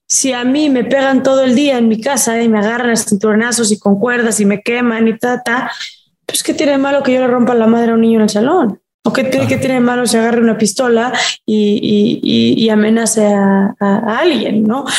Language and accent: Spanish; Mexico; en mi país